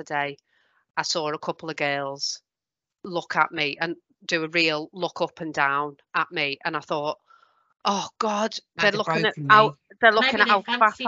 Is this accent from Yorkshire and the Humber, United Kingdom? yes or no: no; Merseyside, North West England, United Kingdom; I'm from Merseyside